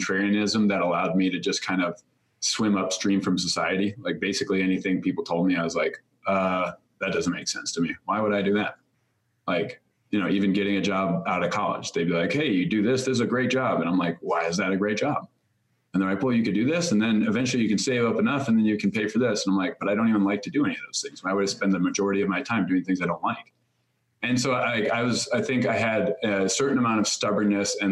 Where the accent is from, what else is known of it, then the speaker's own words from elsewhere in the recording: Chicago, Illinois, United States; moved away as an adult; I grew up living in Chicago